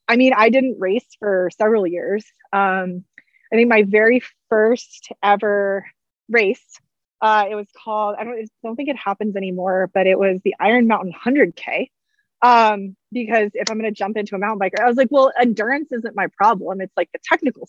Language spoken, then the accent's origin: English; Hampton Roads area, southeast Virginia, United States; I'm from Virginia originally, but I grew up in southeast part of Virginia, which is like Hampton Roads area